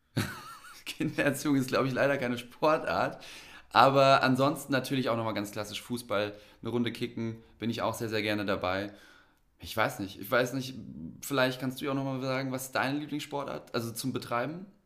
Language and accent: German; Frankfurt am Main, Hesse, Germany; also born or lived in a village (primary school years); Wir kommen aus Frankfurt, also sind beide aus der Stadt sozusagen. Wobei es bei mir noch mal ein bisschen komplexer ist. Ich habe schon die Grundschule auf dem Dorf am Ende des Tages verbracht.